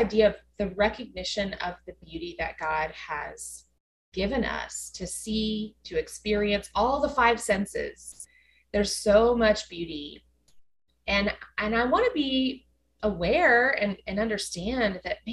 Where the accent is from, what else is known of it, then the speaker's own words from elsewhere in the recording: West Texas, United States; now in Dallas, United States; I grew up in West Texas where there aren't any trees